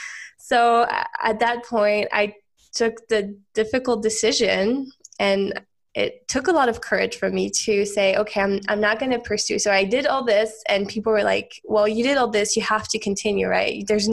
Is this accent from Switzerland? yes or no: yes; Switzerland; also born or lived in United States; So I'm from Switzerland originally. I'm actually half Swiss, half American technically, but I grew up most of my life in Switzerland.